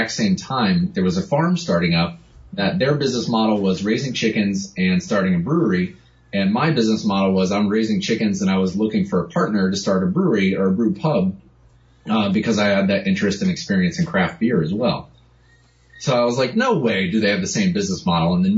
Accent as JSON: {"language": "English", "region": "Connecticut", "country": "United States", "tie": "born or raised there", "also_born_or_lived": "New York City", "moved": "as an adult", "said": "I grew up in Connecticut."}